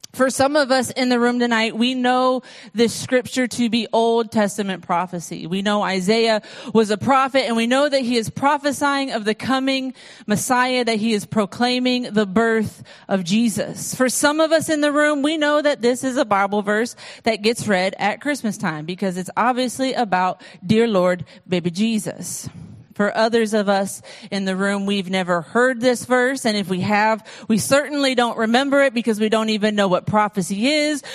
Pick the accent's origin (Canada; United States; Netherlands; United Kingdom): United States; being an American